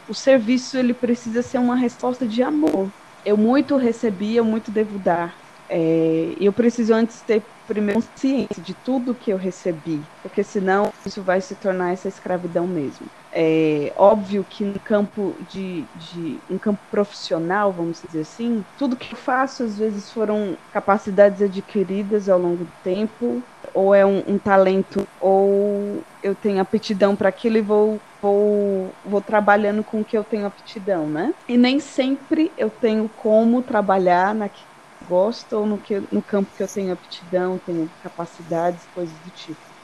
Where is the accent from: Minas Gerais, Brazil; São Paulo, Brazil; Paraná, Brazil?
São Paulo, Brazil; para mim, como paulista